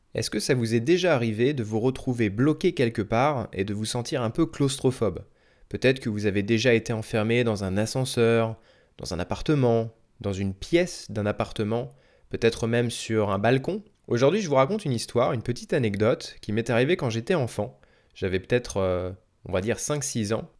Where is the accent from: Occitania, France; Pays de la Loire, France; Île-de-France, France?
Île-de-France, France; Bois-d'Arcy; je suis né à Paris, en tout cas dans les Yvelines. Donc euh, c'est pas vraiment Paris-Paris, mais on était en, banlieue parisienne en gros